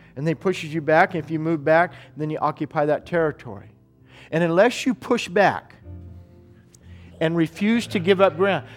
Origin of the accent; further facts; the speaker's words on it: United States; as an American